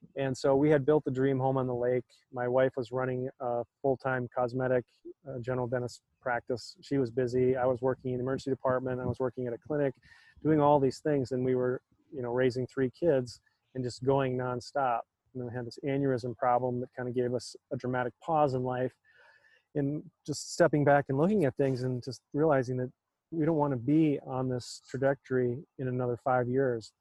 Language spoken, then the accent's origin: English; North Dakota, United States; moved away as an adult; also born or lived in Michigan; I grew up in North Dakota, just a, a small city of about 10,000 people when I was there